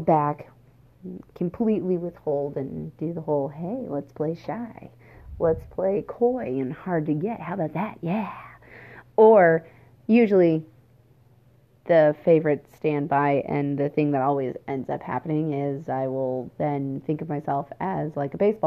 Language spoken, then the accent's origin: English; Washington, United States; also born or lived in Oregon / Wisconsin / Alberta, Canada; now in Indiana, United States; I was originally born and raised in Washington State